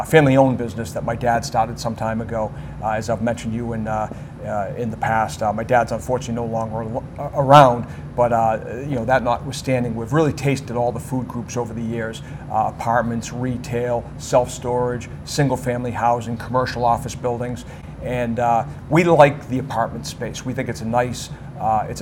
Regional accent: United States; as Americans

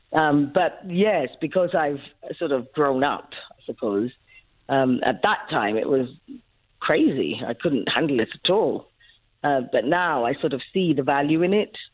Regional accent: Ethiopia; now in South Africa; born uh, in Ethiopia, but of South African parents. Um, so that's why I ended up here in 1994

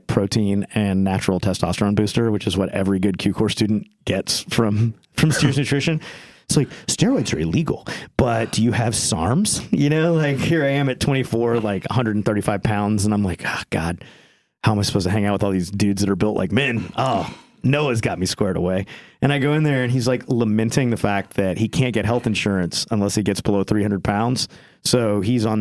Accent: England, United Kingdom; as someone from England

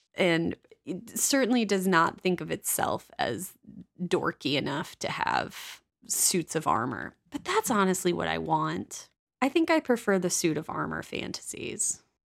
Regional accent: Midwest, United States; as a Midwesterner

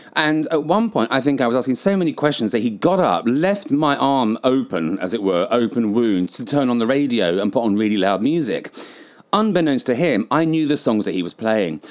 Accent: England, United Kingdom; moved away; also born or lived in Southeast Asia; as a British person

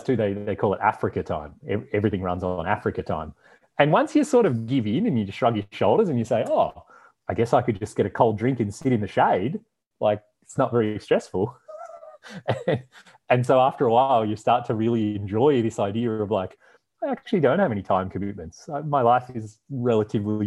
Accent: Australia; moved away; also born or lived in Canada; growing up in Australia and then living in Canada

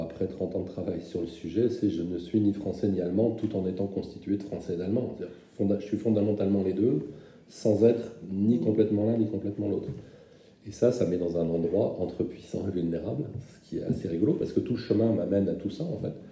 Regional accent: German-speaking Moselle, Grand Est, France; je viens de Moselle germanophone

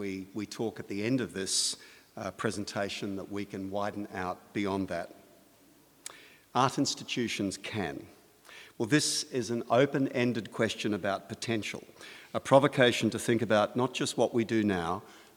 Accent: Australia; as an Australian

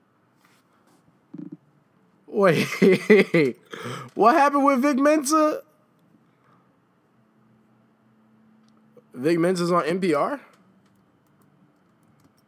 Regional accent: Chicago, Illinois, United States; being a Chicagoan

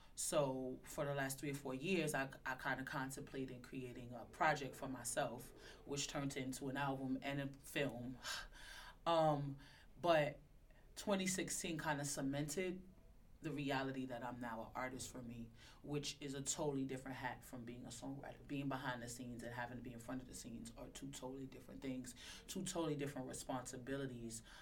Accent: New York City, New York, United States; I was born in Crown Heights

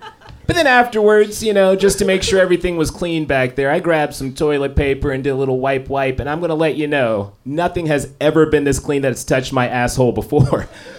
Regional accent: Los Angeles, California, United States; What's up, Portland? Yes! I am from Los Angeles.

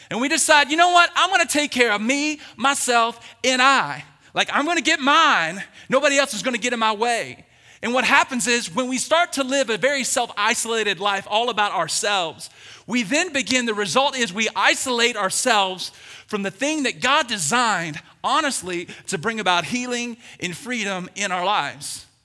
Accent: the South, United States; I'm from the South. We're going deep fried donuts, everybody.

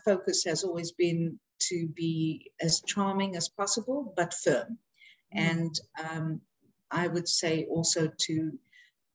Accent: South Africa; growing up in South Africa, I was growing up in a very privileged environment

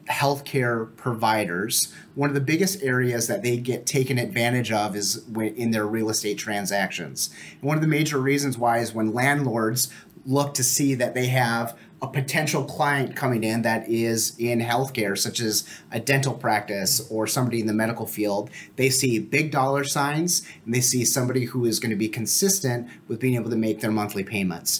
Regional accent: Fargo, North Dakota, United States; also born or lived in Moorhead, Minnesota; grew up in Fargo Moorhead.

